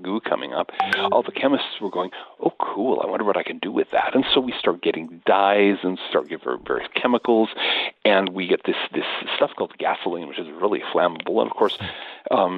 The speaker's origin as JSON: {"language": "English", "country": "United States", "said": "I'm American"}